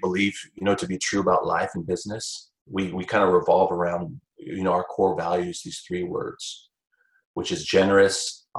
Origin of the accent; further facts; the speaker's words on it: Seattle, Washington, United States; moved away as an adult; also born or lived in Austin, Texas; now in Central Texas, United States; I grew up in Seattle, Washington, a Washington Husky fan from the corner of the country. And when I was in about 26 years old, I relocated to Austin.